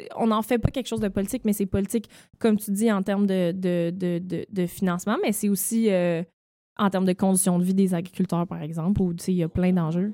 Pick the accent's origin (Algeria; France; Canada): Canada; Eastern Townships, Quebec; je viens des cantons de l'Est, j'ai travaillé sur une ferme